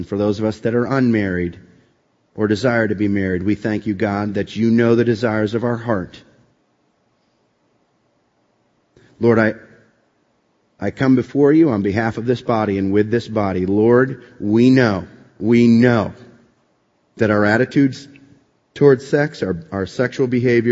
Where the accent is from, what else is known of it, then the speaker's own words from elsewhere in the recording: East Coast, United States; also born or lived in Boston, Massachusetts; I grew up on the East Coast, went to school at Boston College